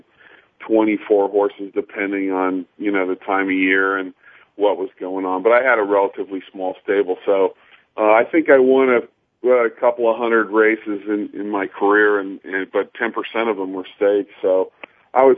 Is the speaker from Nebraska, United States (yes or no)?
no; Los Angeles, California, United States; moved away; also born or lived in Henderson, Kentucky; I'm from California, and when I was a little kid, I loved horses, and being from L.A., the only place you could see horses was at the racetrack